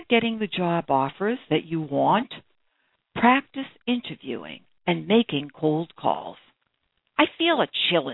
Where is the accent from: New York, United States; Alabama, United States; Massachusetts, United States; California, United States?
Massachusetts, United States; Brookline; I grew up in Brookline, Massachusetts, a few blocks away from the birthplace of John F. Kennedy